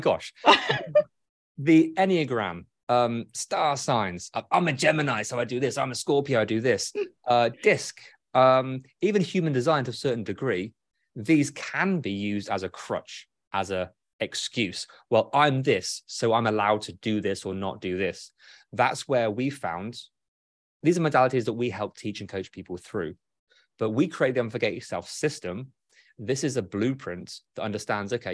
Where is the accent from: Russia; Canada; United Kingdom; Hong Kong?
United Kingdom; I'm British